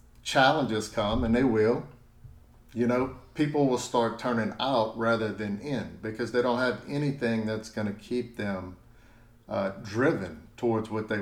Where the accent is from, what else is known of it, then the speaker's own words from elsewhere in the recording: South Louisiana, United States; I'm from South Louisiana